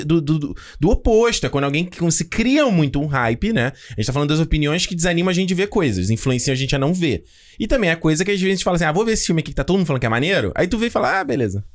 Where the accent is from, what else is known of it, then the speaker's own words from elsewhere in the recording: Brazil; now in Canada; como brasileiro